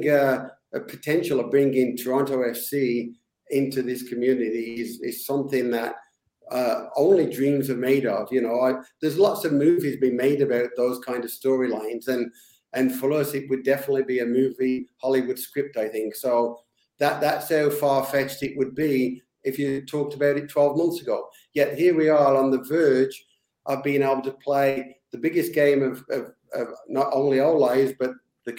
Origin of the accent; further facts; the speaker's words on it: England, United Kingdom; now in Canada; a kid growing up in England